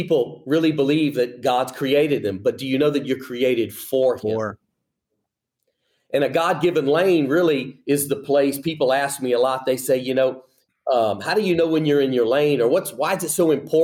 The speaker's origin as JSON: {"language": "English", "region": "Louisiana", "country": "United States", "tie": "born or raised there", "moved": "as an adult", "lives_now": "Birmingham, United States", "said": "I'm a Cajun, been born and raised in Louisiana, and, you know, grew up there"}